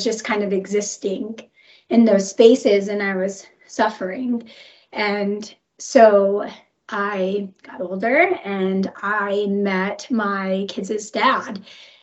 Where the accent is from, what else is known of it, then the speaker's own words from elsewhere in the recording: Rogers, Arkansas, United States; also born or lived in Colorado; I moved to Northwest Arkansas from Colorado when my mom met my stepdad.